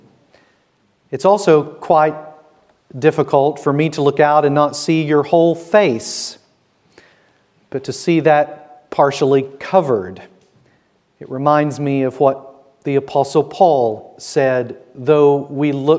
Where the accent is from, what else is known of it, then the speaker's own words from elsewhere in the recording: the South, United States; moved away as an adult; now in Bridgend, United Kingdom; I will let you guess which state I am from. It's in the South